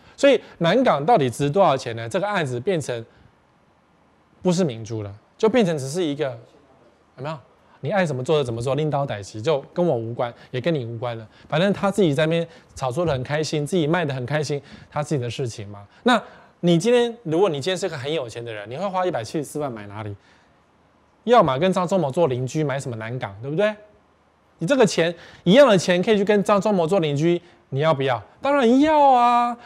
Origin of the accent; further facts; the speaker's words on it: Taipei, Taiwan; also born or lived in Sanchong, New Taipei; 我们台北人也习惯了